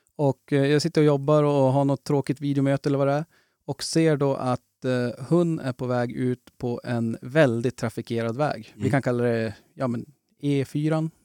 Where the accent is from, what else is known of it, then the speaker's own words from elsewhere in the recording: Norrland, Sweden; vi är norrlänningar